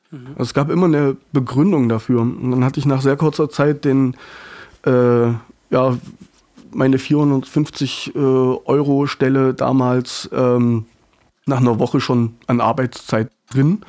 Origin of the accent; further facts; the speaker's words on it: Dachwig, Thuringia, Germany; moved away; war ich sehr, sehr oft in Dachwig, äh, in meiner Heimat